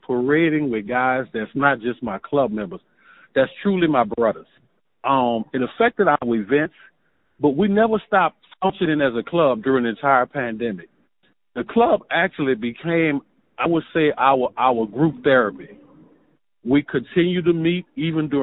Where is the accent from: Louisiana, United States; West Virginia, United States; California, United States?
Louisiana, United States; West Bank; I was actually born and raised on the West Bank.